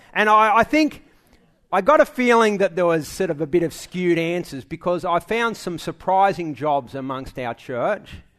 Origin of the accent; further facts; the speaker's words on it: Sydney, New South Wales, Australia; I was born in Manly Hospital